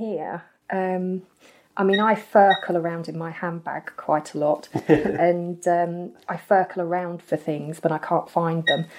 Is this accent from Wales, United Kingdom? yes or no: no; Leominster, West Midlands, United Kingdom; born there; I was born in Herefordshire. I could have been Welsh at one time. {S2} Wow, okay. {S3} Yeah, but I wasn't. yeah, born in a little town that nobody knows, and then all of your poddies will probably know it, Leominster